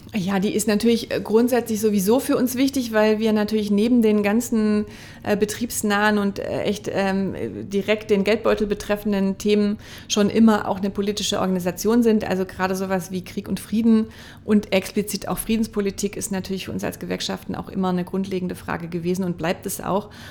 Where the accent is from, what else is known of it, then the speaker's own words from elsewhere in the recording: near Stuttgart, Baden-Württemberg, Germany; now in Hamburg, Germany; Ich komme ja aus der Nähe von Stuttgart